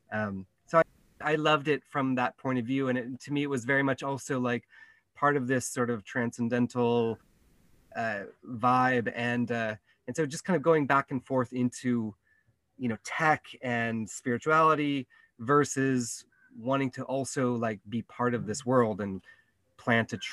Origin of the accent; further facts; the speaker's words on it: Santa Cruz, California, United States; moved away as an adult; now in Kenya; I'm from California, Santa Cruz, and I grew up very sort of, you know, activist prone